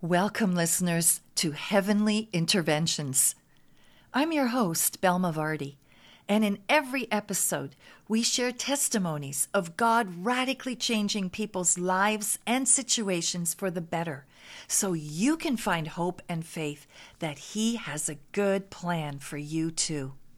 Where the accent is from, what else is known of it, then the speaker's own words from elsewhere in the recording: Berlin, Germany; moved away; also born or lived in Toronto, Canada; I grew up in Berlin, Germany. hmm that was after my mom had taken me there. I really was born in Toronto.